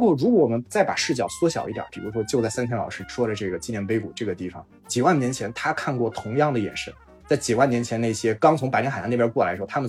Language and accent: Chinese; China; 但是我觉得，确实我们中国人的记忆跟他们的历史记忆确实特别不一样。